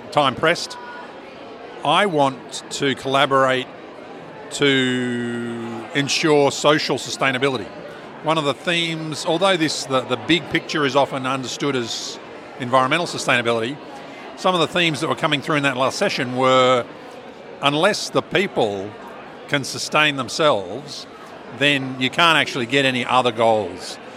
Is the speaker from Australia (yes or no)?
yes; Tasmania, Australia; now in Launceston, Australia; I'm a philosopher from Tas, uh, UTAS, based in Lonnie